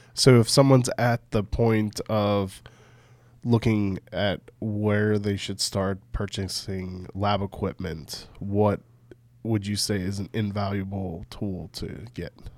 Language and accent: English; Pittsburgh, Pennsylvania, United States; moved away; I grew up in Pittsburgh